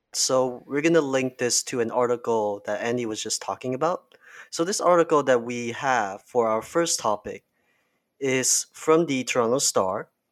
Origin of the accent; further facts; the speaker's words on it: Malaysia; now in Canada; I am not from Canada, I'm from Malaysia.